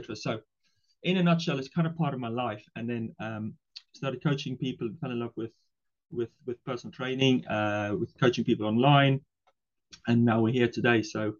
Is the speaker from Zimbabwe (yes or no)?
no; South Africa; English is a second language; moved away as an adult; also born or lived in Ireland; now in United Kingdom; so I live in the UK, but I'm originally from South Africa. So yeah, English is my second language. And so I came over originally to play rugby back in the days.